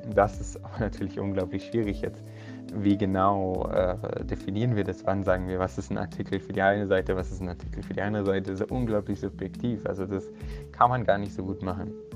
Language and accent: German; Munich, Bavaria, Germany; Ich bin in München geboren und aufgewachsen und studiere auch hier an der Technischen Universität von München